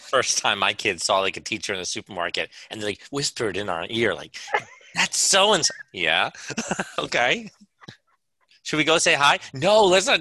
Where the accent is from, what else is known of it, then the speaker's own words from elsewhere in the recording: United States; I'm so American